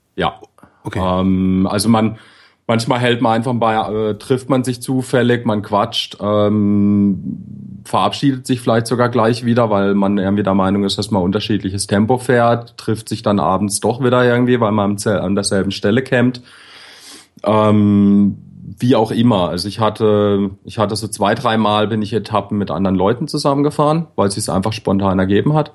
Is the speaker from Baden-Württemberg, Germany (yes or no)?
yes; Bad Krozingen, Baden-Württemberg, Germany; moved away as an adult; in dem Dorf, wo ich herkomme